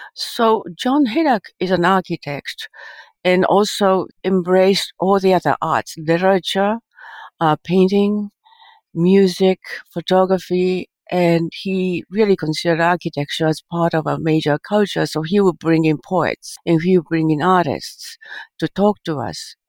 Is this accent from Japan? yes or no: yes; Japan; moved away; I think my childhood in Japan is I grew up uh, post World War II